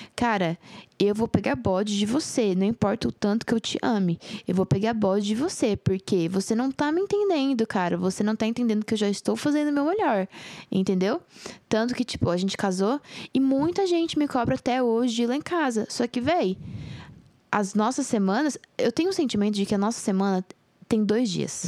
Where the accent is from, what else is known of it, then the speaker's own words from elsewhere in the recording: Jardim, Mato Grosso do Sul, Brazil; na minha infância, lá em Jardim, pra, pra você que não sabe, eu sou mato grossense